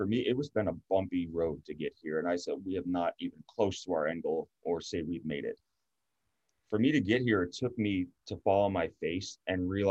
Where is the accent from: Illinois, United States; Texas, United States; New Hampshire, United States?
New Hampshire, United States; Newfields; moved away as an adult; also born or lived in Pennsylvania / Cincinnati, Ohio; now in New Jersey, United States; born and raised in Newfields, New Hampshire. Lived there until I was 18